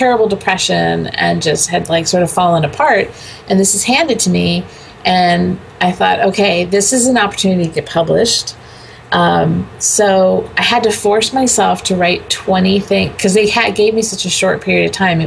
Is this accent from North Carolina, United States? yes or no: no; California, United States; moved away as an adult; I was a fifth generation Californian before I moved